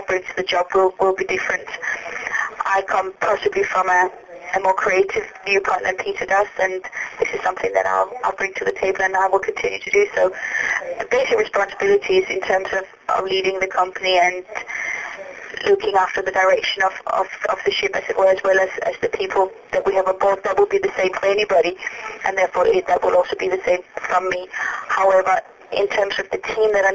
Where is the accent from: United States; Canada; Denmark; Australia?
Denmark; Copenhagen, Capital Region of Denmark; moved away as an adult; now in London, United Kingdom; My husband and I, we are originally from Denmark. We moved to London when we were only 18 to pursue our dancing